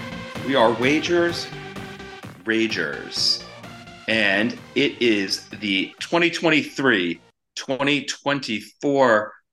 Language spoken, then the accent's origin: English; New Jersey, United States; we are two friends from New Jersey who are passionate about the NFL as well as wagering on the games.